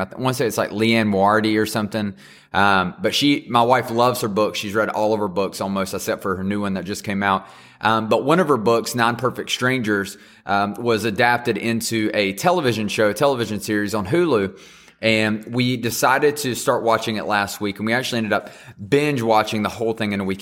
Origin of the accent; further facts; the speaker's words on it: the South, United States; I'm just from the South and can't say things correctly.